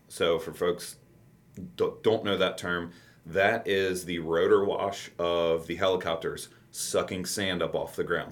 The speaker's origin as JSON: {"language": "English", "area": "Campbell County", "region": "Kentucky", "country": "United States", "tie": "born or raised there", "said": "I said I grew up in in Campbell County."}